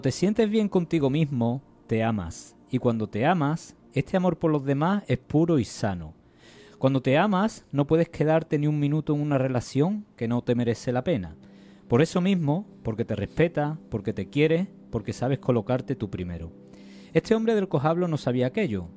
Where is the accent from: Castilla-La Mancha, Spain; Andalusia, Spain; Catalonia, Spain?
Andalusia, Spain; San Juan; había ido yo a San Juan, que es mi pueblo de nacimiento